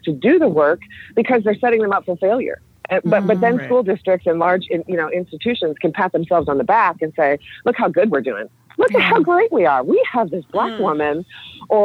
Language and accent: English; Chicago, Illinois, United States; also born or lived in Springfield, Illinois; I grew up in Chicago and then was doing my teaching in Springfield